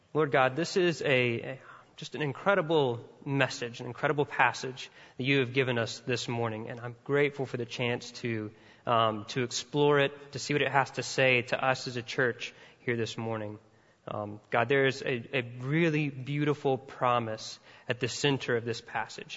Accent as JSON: {"language": "English", "region": "Mississippi", "country": "United States", "said": "I'm from Mississippi and all Southerners are a little bit redneck at heart"}